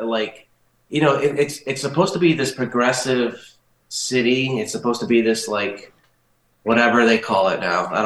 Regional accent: Rhode Island, United States; moved away; I'm from Rhode Island.

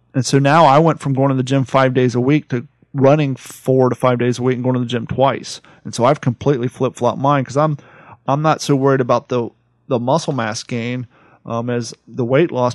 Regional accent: Columbus, Ohio, United States; moved away; also born or lived in Grove City, Ohio / California; I grew up in Columbus

